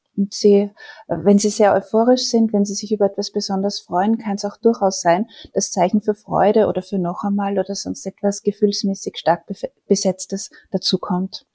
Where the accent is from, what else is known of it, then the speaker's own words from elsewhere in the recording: Austria; Bei uns in Österreich